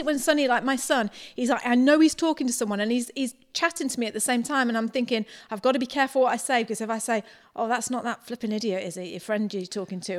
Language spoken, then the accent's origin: English; the north of England, United Kingdom; moved away as an adult; now in New Zealand; we're from the north of England, both born in the north of England